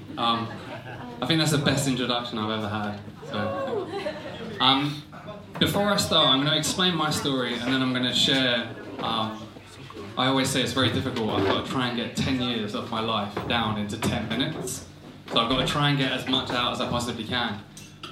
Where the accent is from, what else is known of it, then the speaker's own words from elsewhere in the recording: Essex, East of England, United Kingdom; I'm from Essex.